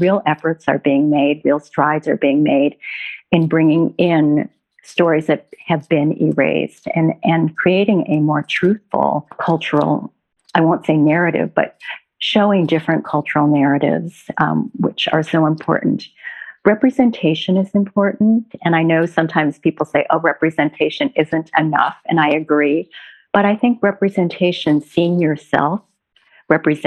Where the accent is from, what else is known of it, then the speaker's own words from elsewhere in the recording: Minneapolis, Minnesota, United States; now in New York, United States; I grew up in the Midwest, in Minneapolis